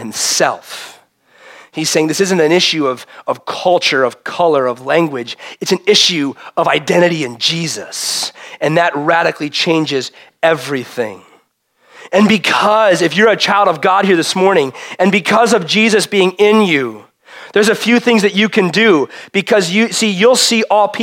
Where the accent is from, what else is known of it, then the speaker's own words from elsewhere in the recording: Chicago, Illinois, United States; I grew up in Chicago